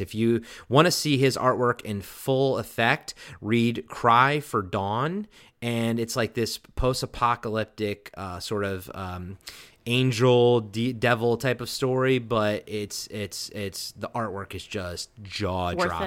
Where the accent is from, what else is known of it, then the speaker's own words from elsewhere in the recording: Baltimore, Maryland, United States; Mister Baltimore himself, my hometown